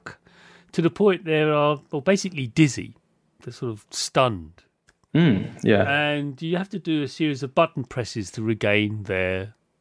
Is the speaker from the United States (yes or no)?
no; United Kingdom; I'm British